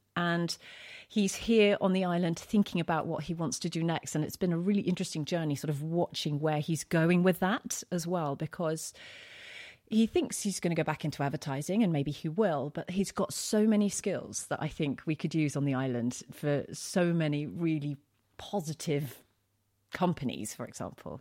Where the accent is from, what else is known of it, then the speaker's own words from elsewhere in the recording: London, United Kingdom; moved away as an adult; now in Isle of Wight, United Kingdom; I'm originally from East London.